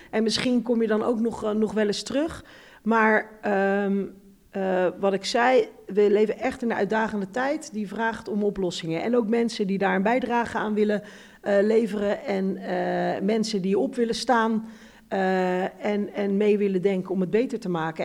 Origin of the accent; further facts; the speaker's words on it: Rotterdam, South Holland, Netherlands; Ik kom ook uit Rotterdam West. Hm. Dus uit de wijk waar arm en rijk door elkaar woont.